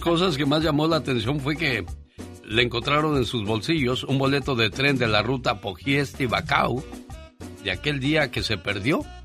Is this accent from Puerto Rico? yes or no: no; Corral Falso, Guerrero, Mexico; Yo nací en el estado de Guerrero, en Corral Falso Guerrero.